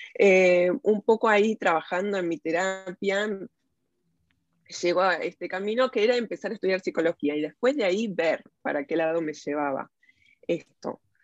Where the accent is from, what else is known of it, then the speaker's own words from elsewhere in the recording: Buenos Aires, Argentina; moved away as an adult; now in Walnut Creek, United States; Nací en Buenos Aires, crecí ahí